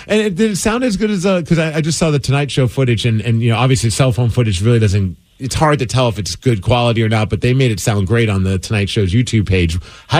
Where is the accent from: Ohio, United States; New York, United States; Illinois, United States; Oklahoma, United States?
New York, United States; moved away; I grew up in New York and I went and spent a lot of time on subways